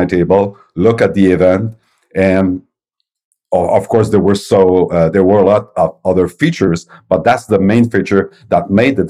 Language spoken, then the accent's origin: English; Quebec City, Quebec, Canada; I'm from Quebec City, Canada, and my company is Novum Interactive